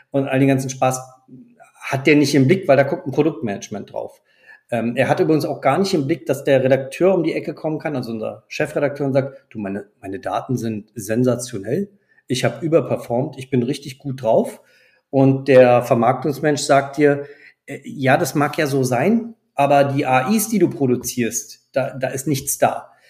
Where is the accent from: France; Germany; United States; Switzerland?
France; Ich ja. bin selber auch Franzose